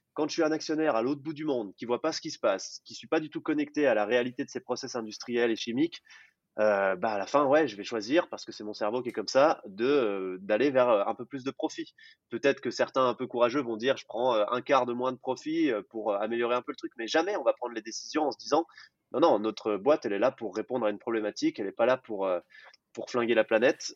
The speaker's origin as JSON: {"language": "French", "area": "Jura", "region": "Bourgogne-Franche-Comté", "country": "France", "tie": "born or raised there", "said": "j'ai grandi dans un petit village de 200 habitants dans le Jura"}